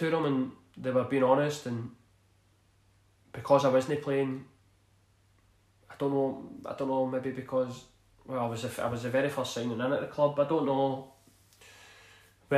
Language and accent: English; Glasgow, Scotland, United Kingdom; I grew up in East End of Glasgow